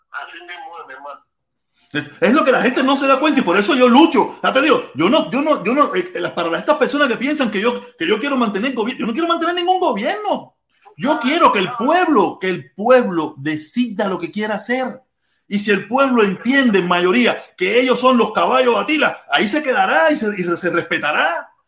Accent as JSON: {"language": "Spanish", "country": "Cuba", "said": "nosotros, como nacionalistas cubanos, luchar y hacer las cosas bien hechas en Cuba"}